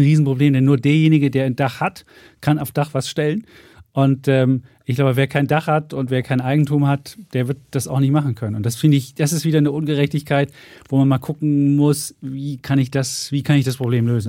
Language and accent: German; East Germany, Germany; moved away; ich ja seit 1990 erst jetzt äh, Westdeutscher bin. Vorher bin ich, im Osten groß geworden